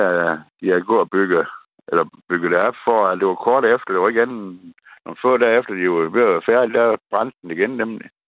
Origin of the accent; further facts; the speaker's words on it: Læsø, North Denmark Region, Denmark; jeg kommer fra Læsø